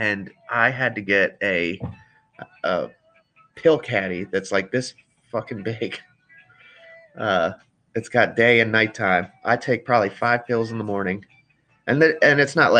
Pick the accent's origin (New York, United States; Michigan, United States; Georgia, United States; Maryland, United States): Maryland, United States; Frederick; I was born here in Frederick, Maryland, and 34 years later, I still live in Frederick, Maryland